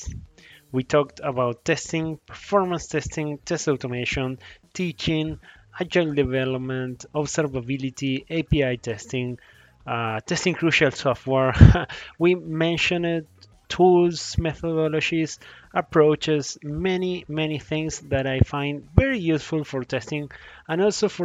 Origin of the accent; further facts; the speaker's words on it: Uruguay; now in California, United States; I am from Uruguay, living in California